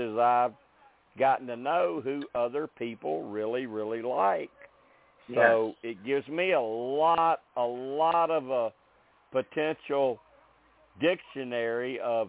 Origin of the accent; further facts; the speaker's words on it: Arkansas, United States; I was born in Arkansas. I was born in Arkansas and built a home here.